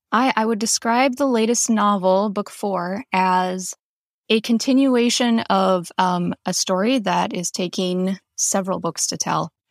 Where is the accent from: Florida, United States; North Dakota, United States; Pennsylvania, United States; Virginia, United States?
North Dakota, United States; also born or lived in Western Montana; now in Montana, United States; I am originally from North Dakota. I currently live in Western Montana.